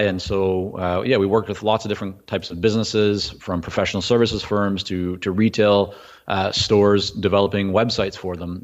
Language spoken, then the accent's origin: English; Vancouver, British Columbia, Canada; English is a second language; also born or lived in Toronto, Canada / Israel; at about six and a half, I landed in Vancouver, didn't speak English